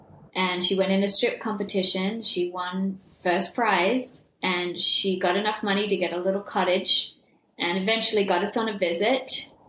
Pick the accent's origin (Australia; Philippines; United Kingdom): Australia; now in Los Angeles, United States; Well, growing up in Australia, while I miss it so much and I think of it as home, and I miss Bondi Beach